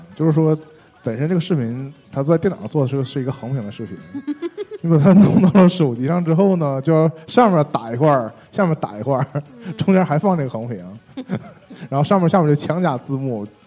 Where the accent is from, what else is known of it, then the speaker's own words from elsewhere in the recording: Shenyang, Liaoning, China; accent: Northeastern; 我们沈阳不是现在就剩 嗯 洗浴中心了吗？ 嗯 洗浴中心门前就在那儿，就是因为我们东北话